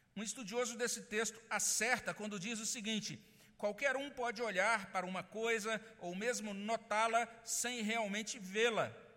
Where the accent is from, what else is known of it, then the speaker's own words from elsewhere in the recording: Brazil; nós somos brasileiros, nós não fomos criados numa cultura judaica